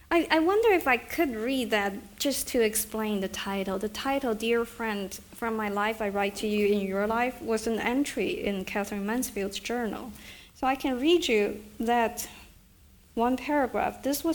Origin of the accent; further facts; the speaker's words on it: Beijing, China; And so when I grew up, one is China was so crowded, you know, it was just, Beijing was just, everywhere you turn, there would b